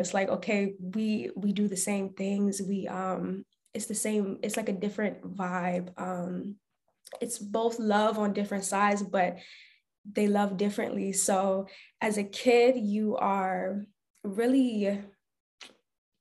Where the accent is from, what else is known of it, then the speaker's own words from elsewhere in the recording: Barnesville, Georgia, United States; I was born and raised in a really small town in Barnesville, Georgia.